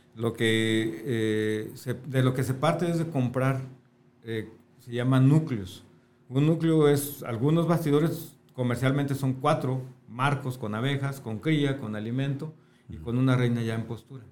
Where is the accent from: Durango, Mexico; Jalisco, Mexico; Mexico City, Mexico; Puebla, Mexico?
Jalisco, Mexico; Tonalá; also born or lived in Guadalajara / Sonora; yo nací en Guadalajara. Viví mucho tiempo en Sonora. Ok. Pero ya la mayor parte de mi vida en Tonalá